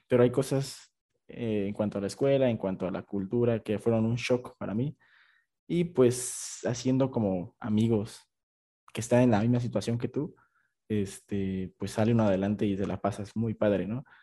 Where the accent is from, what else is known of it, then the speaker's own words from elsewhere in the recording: Oaxaca, Mexico; moved away as an adult; Yo soy de Oaxaca